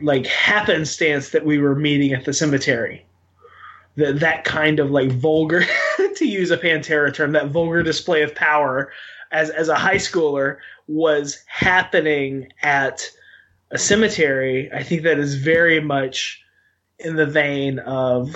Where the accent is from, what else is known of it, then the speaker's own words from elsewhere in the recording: Western Arkansas, United States; I grew up in Western Arkansas